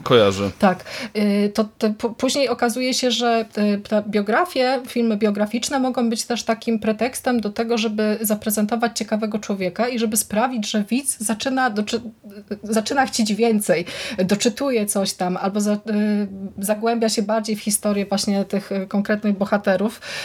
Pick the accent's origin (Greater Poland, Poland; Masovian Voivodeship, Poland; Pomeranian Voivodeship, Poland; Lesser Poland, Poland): Greater Poland, Poland; Wągrowiec; z Wągrowca, czyli z mojej, z mojej rodzinnej miejscowości